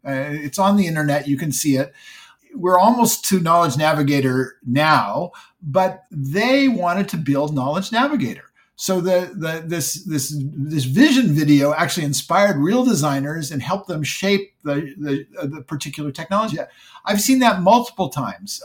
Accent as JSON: {"language": "English", "area": "Silicon Valley", "region": "California", "country": "United States", "tie": "born or raised there", "said": "I grew up in Silicon Valley"}